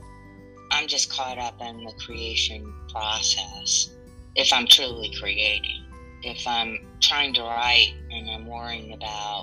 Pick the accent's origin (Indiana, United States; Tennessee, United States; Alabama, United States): Alabama, United States; Montgomery; also born or lived in New Orleans, Louisiana / Atlanta / Ohio / Detroit; Montgomery, Alabama, which is my hometown and where my family resides